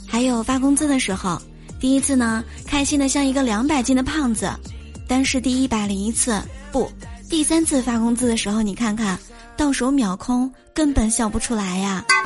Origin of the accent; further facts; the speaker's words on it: Shanxi, China; now in Qingdao, China; 在我的老家最出名的应该是刀削面了，因为山西是面食之乡嘛